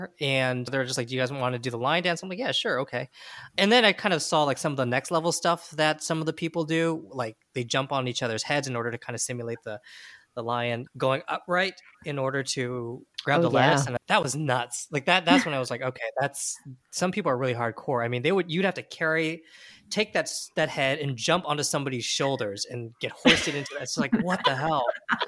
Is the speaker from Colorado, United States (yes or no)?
no; Central California, United States; I'm from Central California, so it's not like a huge Chinese community, but it's still pretty diverse there. And there's still like a sizable Chinese community. So it's not like we were the only Chinese family in town.